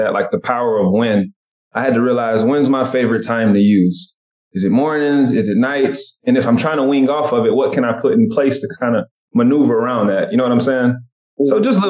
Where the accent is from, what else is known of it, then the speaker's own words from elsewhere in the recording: Cartersville, Georgia, United States; moved away as an adult; also born or lived in Atlanta, Georgia; now in Seattle, United States; I'm originally from Atlanta, Georgia, Cartersville, Georgia, to be exact. I just went to college in Atlanta, moved out to Seattle from there.